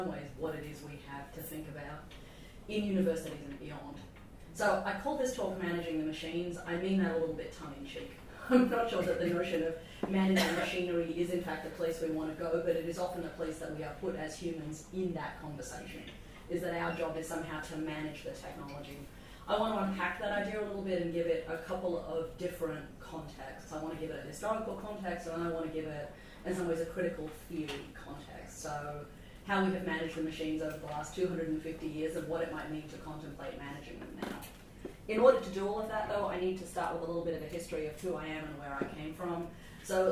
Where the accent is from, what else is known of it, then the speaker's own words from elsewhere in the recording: Australia; as an Australian girl